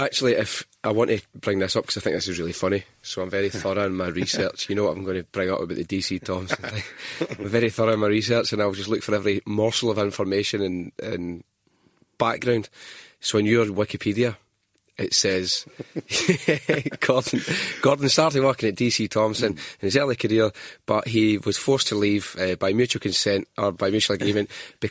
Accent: Scotland, United Kingdom; Being Scottish and the patter that flies about, you know, it forces you, you have to adapt

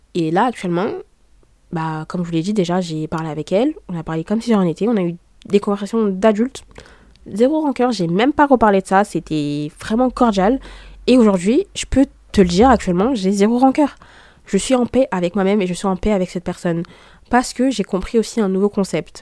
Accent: Saint-Denis, France; je suis née à Saint-Denis

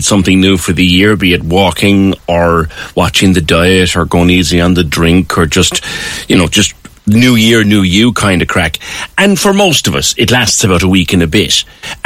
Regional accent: Ireland

